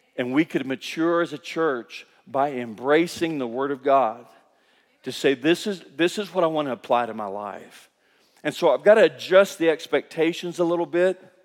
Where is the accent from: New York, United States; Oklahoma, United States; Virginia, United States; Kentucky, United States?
Kentucky, United States; moved away as an adult; now in Guatemala; I grew up in Kentucky